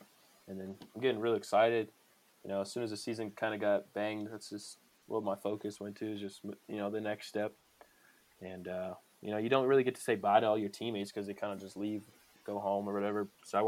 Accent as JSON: {"language": "English", "town": "Tucson", "region": "Arizona", "country": "United States", "said": "that's the only school close to home, because I'm from Tucson, Arizona, and that was the only school close to home where my parents could come see me and watch me play"}